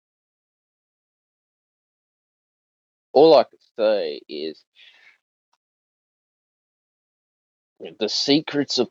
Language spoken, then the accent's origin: English; Australia; being an Australian citizen